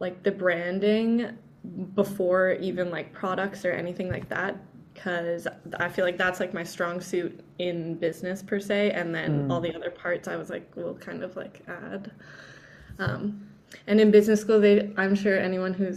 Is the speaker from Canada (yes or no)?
yes; Canada; also born or lived in Vancouver, Canada / Toronto, Canada / Mexico; especially being Canadian